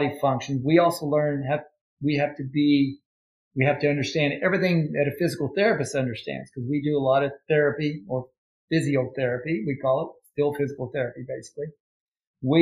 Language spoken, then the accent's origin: English; Ashland, Kentucky, United States; moved away; I'm originally from Ashland, Kentucky.